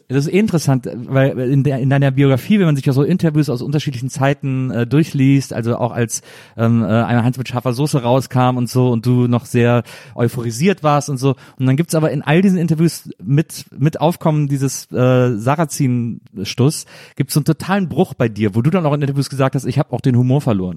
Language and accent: German; Rhineland, Germany; ich bin ja auch im Rheinland aufgewachsen